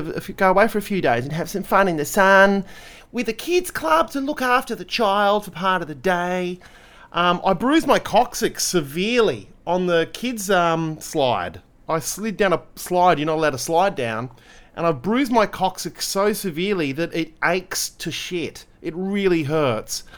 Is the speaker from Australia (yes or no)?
yes; Australia; We are Australian